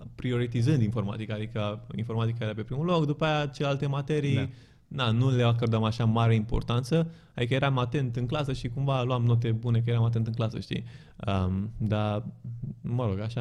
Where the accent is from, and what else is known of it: Romania; also born or lived in Bucharest, Romania / Zurich, Switzerland